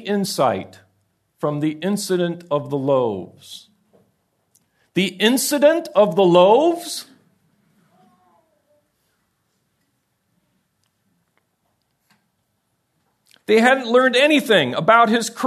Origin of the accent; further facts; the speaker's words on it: United States; I'm an American.